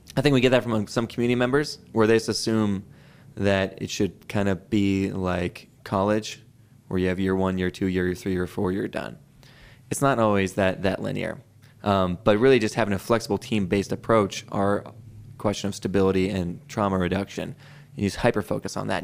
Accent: Philadelphia, Pennsylvania, United States; now in Boise, United States; my hometown of Philadelphia

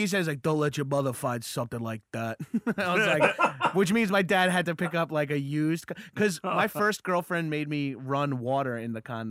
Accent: Freeport, New York, United States; I grew up in Freeport, but my family lives in Belmore now.

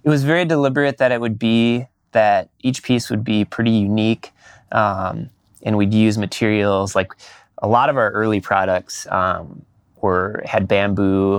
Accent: Minneapolis, Minnesota, United States; moved away as an adult; also born or lived in Madison, Wisconsin; now in Portland, United States; I grew up um, in, until um, uh, fifth grade, I think it was, in uh, Northeast Minneapolis.

